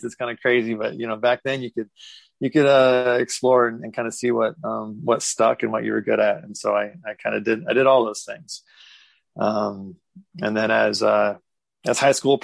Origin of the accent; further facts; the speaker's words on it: Lincoln, Nebraska, United States; also born or lived in Kansas / Las Cruces, New Mexico / Seattle area; now in Seattle, United States; originally I'm from Lincoln, Nebraska